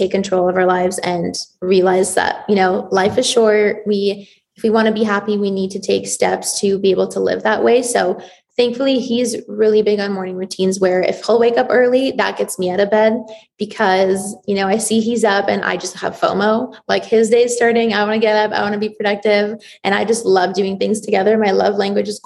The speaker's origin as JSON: {"language": "English", "town": "Toronto", "region": "Ontario", "country": "Canada", "tie": "born or raised there", "also_born_or_lived": "Israel", "said": "I was born in Israel. So I moved to Toronto when I was 8"}